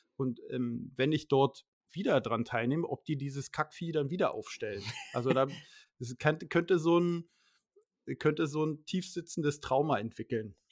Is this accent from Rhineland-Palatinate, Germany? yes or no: no; Schleswig-Holstein, Germany; bei uns in Schleswig-Holstein und Hamburg